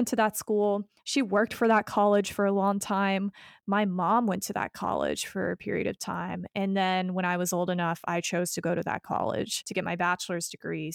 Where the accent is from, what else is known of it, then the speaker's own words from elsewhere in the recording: Kaysville, Utah, United States; I grew up in Kaysville, Utah, and I went to a huge public school there